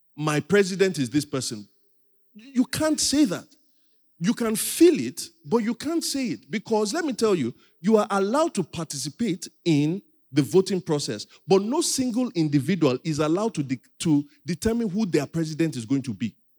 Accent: Nigeria; I'm also a Nigerian.

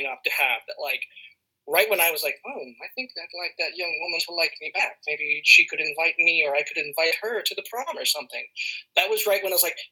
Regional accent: Los Angeles, California, United States; So I grew up in the City of Angels in Los Angeles

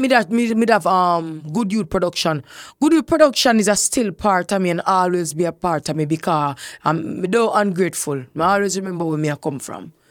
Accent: Kingston, Jamaica; I grew up in Fletcher's Land.

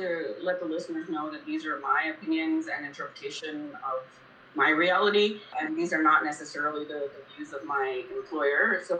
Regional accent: Kuwait; born there; Somehow, I was born in Kuwait, didn't know anything about oil and gas other than it was that which was the country around me.

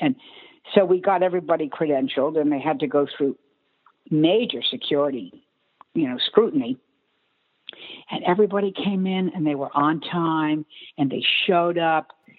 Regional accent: East Coast, United States; who was my veterinarian growing up on the East Coast.

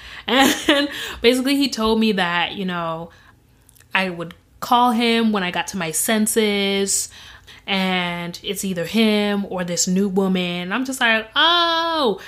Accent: Grand Rapids, Michigan, United States; also born or lived in Zimbabwe; I was born in Zimbabwe and I was raised in Grand Rapids, Michigan

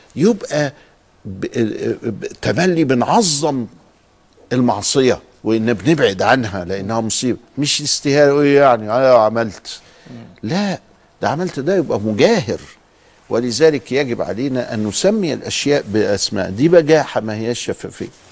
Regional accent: Upper Egypt, Egypt; وعندنا في الصعيد

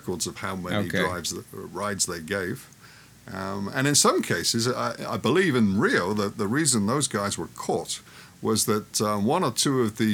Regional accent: London, United Kingdom; moved away; my home country, London

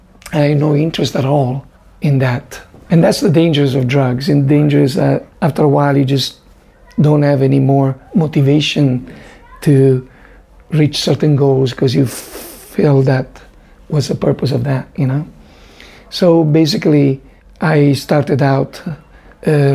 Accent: near the border of France, northern Italy, Italy; My parents lived in the north of Italy, near France, near the border of France

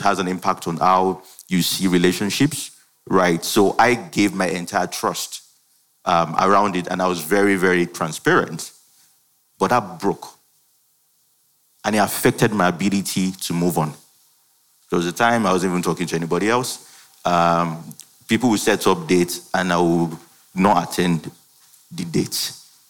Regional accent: Ibadan, Oyo, Nigeria; I schooled in Ibadan. I grew up in Ibadan.

